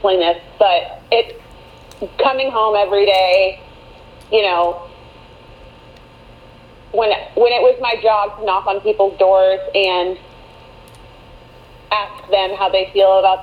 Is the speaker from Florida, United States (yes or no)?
yes; Orlando, Florida, United States; I'm originally from Orlando, grew up here